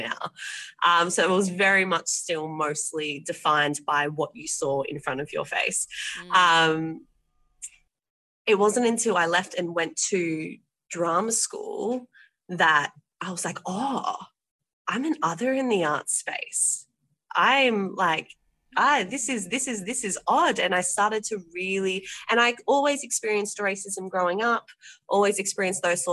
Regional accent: Penrith, New South Wales, Australia; I'm from Penrith, so I'm the very end of it, before the Blue Mountains

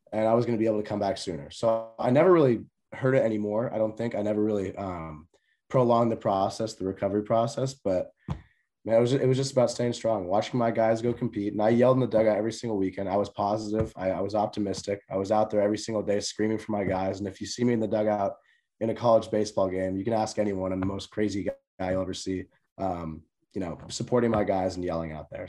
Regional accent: San Jose, California, United States; moved away; also born or lived in Oregon; that is my hometown team

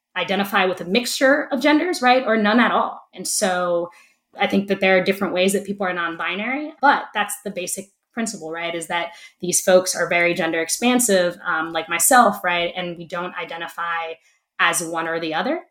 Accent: Camden, New Jersey, United States; I was born and raised in Camden

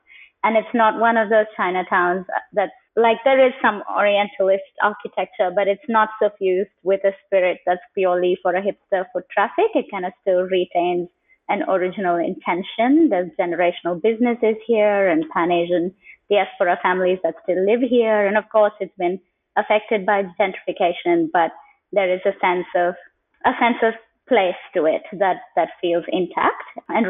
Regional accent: Kuwait; born there; also born or lived in India / United Kingdom; I was born in Kuwait just before the Gulf War, and I have lived since in many parts of India, some parts of the UK, and across parts of the continent here.

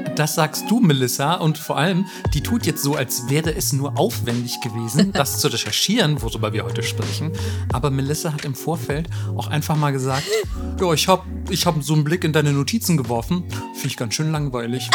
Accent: Germany; bei uns in Deutschland

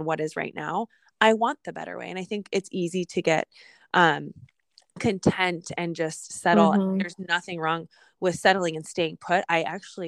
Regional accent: Fort Collins, Colorado, United States; moved away; my hometown, Fort Collins, Colorado

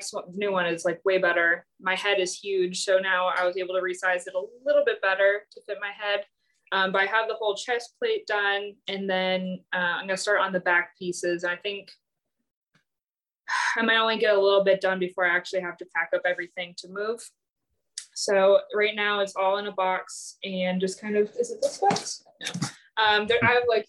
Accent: Minnesota, United States; moved away as an adult; also born or lived in Virginia; now in St. Louis, United States; I'm from Minnesota originally

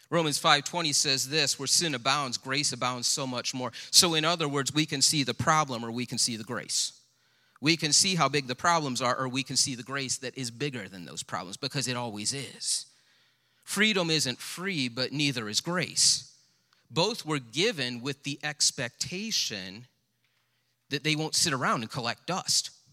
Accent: United States; as an American

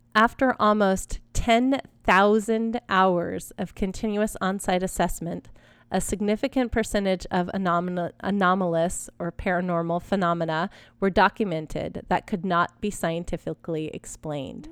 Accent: Texas, United States; I grew up in Texas

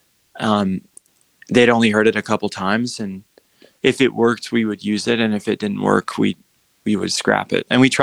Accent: Utah, United States; moved away as an adult; now in Los Angeles, United States; I'm from Utah. I just moved to LA, 4 years

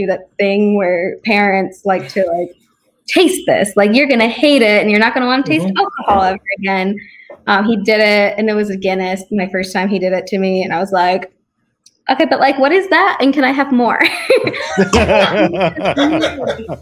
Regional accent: Naperville, Illinois, United States; moved away; There was a local brewery, Workforce, where I was from. I'm from Naperville

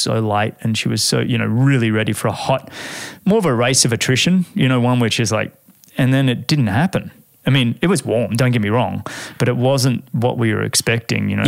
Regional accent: New Zealand; I raced the generation of Kiwis before you

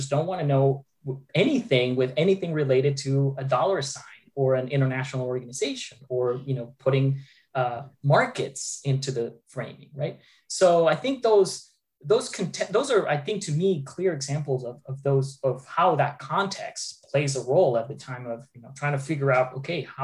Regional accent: Argentina; moved away as an adult; now in Boca Raton, United States; I grew up in Argentina.

